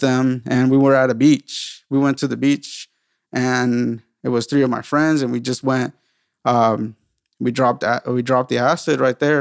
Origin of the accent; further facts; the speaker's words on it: San Diego, California, United States; also born or lived in South Carolina; I'm originally from San Diego as well